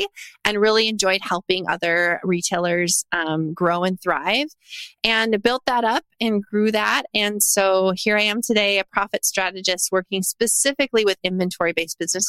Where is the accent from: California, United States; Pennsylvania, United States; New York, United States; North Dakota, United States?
North Dakota, United States; moved away as an adult; now in Tennessee, United States; I'm a third generation entrepreneur born and raised in North Dakota. And I now live in Tennessee